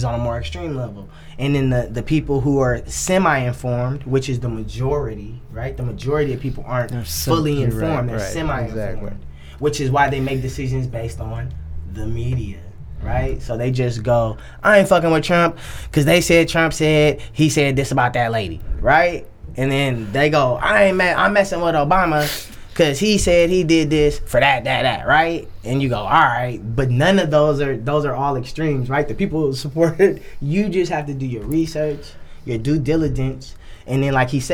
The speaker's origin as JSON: {"language": "English", "town": "San Francisco", "region": "California", "country": "United States", "tie": "born or raised there", "said": "Born and raised in the Bay, right? Born and raised, like, in San Francisco"}